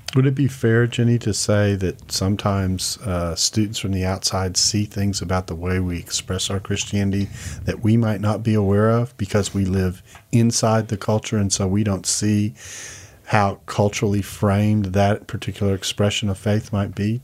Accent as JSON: {"language": "English", "town": "Houston", "region": "Texas", "country": "United States", "tie": "born or raised there", "moved": "yes", "said": "I grew up in Houston"}